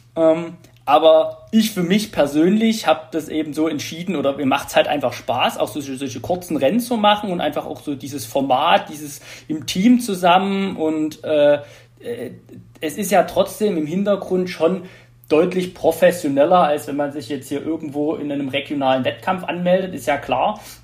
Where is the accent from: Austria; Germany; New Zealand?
Germany; Radebeul, Saxony; ich komme aus Radebeul, wohne auch noch in Radebeul